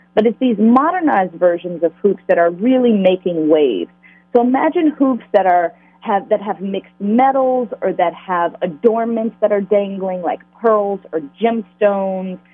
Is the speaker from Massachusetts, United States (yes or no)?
no; Richmond, Virginia, United States; growing up in Virginia